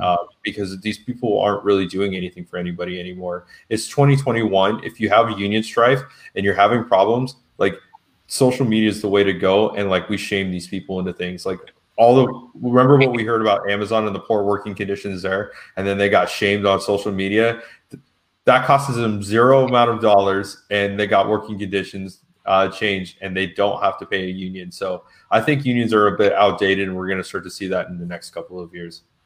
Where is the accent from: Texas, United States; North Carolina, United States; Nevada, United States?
Nevada, United States; Las Vegas; also born or lived in Tucson; I'm from Las Vegas, which is a strong, heavily union union town